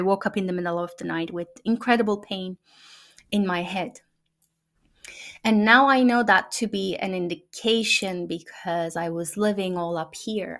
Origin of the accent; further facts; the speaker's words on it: Turkey; first language Turkish; English is a second language; moved away as an adult; now in United States; in the families that I've known growing up in Turkey